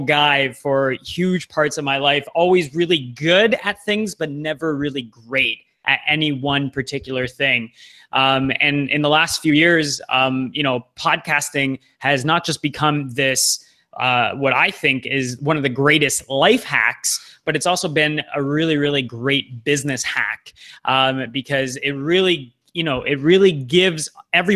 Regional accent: Toronto, Ontario, Canada; moved away as an adult; also born or lived in Vancouver; My hometown is in Toronto, and it's my first time kind of living on the West Coast.

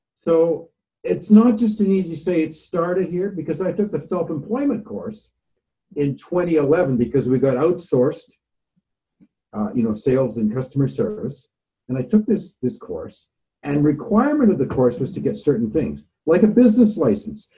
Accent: Nanaimo, British Columbia, Canada; moved away as an adult; now in Vancouver, Canada; I grew up in the Nanaimo, BC, and I left there about uh, 1974 to go to Bible school

